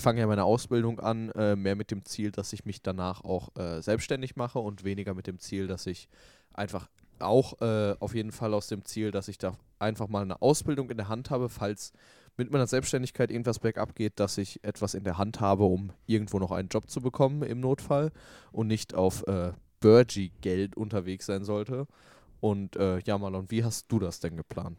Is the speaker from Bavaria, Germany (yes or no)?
no; Hamm, North Rhine-Westphalia, Germany